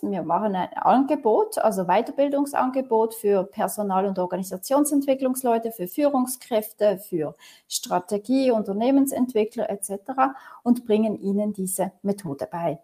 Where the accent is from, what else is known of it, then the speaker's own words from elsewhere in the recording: Switzerland; wie bin ich aufgewachsen hier in der Region Basel an verschiedenen Orten, ähm, Kantonen